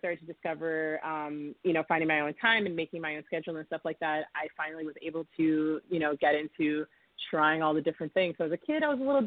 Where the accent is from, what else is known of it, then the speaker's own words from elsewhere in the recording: Middletown, New York, United States; also born or lived in Mount Vernon, New York / Harrison, New York; now in New York City, United States; I grew up in Middletown, New York